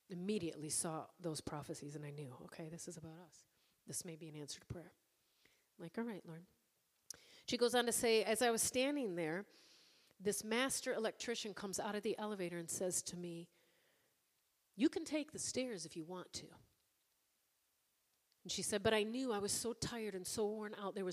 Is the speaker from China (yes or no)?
no; Ireland; Because, again, I'm Irish.